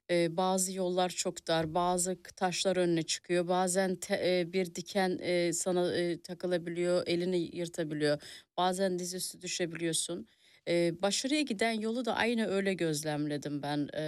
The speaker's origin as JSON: {"language": "Turkish", "country": "Germany", "tie": "born or raised there", "also_born_or_lived": "a village in Turkey", "said": "ben iyi ki Almanya'da"}